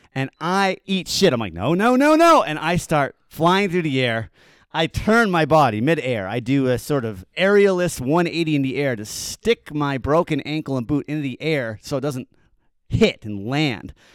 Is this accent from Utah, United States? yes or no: yes; Park City, Utah, United States; now in Salt Lake City, United States; I'm from Park City. I grew up in the mean streets of Park City